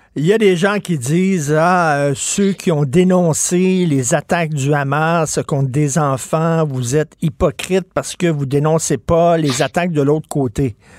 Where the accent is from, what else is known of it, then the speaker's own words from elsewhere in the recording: Quebec, Canada; nous autres, les Québécois francophones non éduqués